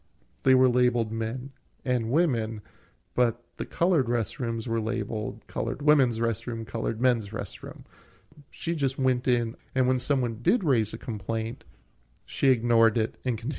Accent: Brooklyn, New York, United States; I grew up in Brooklyn.

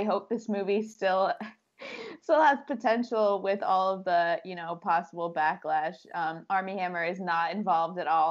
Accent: United States; we're American

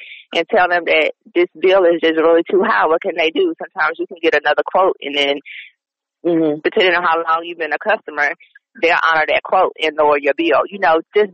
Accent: the South, United States; I am from the South

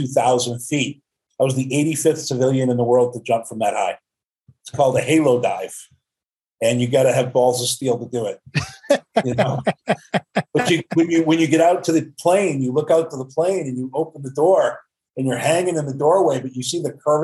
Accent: Maine, United States; I'm a guy from Maine

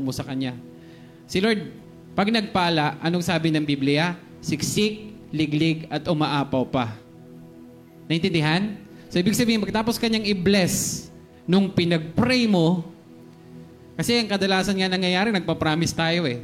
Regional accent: Philippines; Pilipino ako

